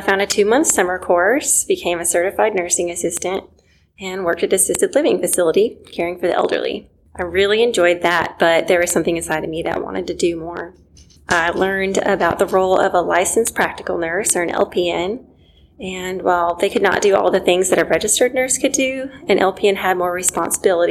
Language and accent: English; Seattle, Washington, United States; now in Tupelo, United States; I grew up in Seattle, Washington, in a not very Christian environment